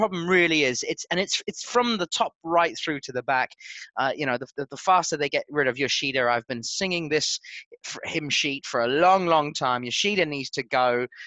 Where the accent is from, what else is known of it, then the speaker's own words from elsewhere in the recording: New Zealand; as a Kiwi